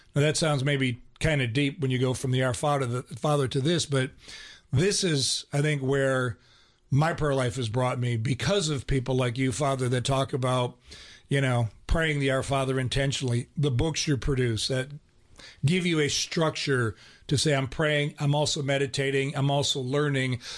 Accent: Ohio, United States; I grew up in Ohio.

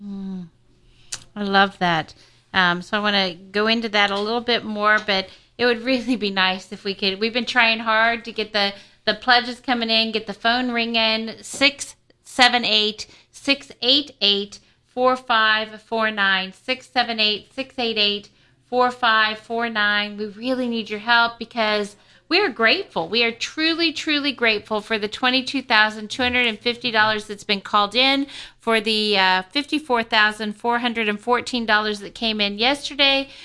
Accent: Kansas City, United States; I come from Kansas City

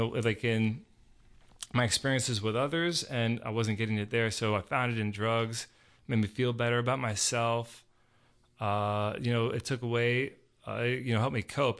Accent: Georgia, United States; I grew up here in Georgia

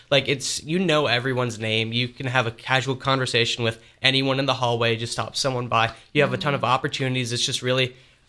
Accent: Georgia, United States; We're from Georgia.

